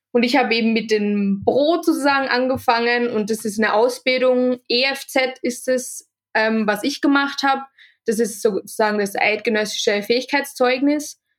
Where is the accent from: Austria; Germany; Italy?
Austria; now in Switzerland; ich bin von Österreich äh, in die Schweiz gezogen